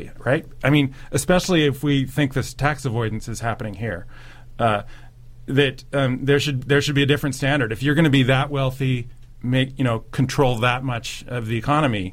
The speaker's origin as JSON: {"language": "English", "country": "United States", "also_born_or_lived": "Germany", "moved": "yes", "lives_now": "New Zealand", "said": "being an American"}